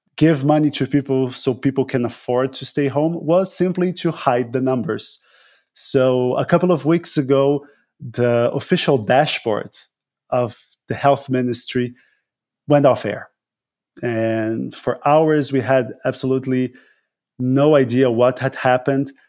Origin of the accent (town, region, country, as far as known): Brazil